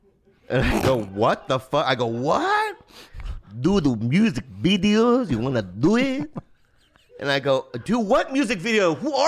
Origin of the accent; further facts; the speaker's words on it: San Diego, California, United States; So I was born in San Diego.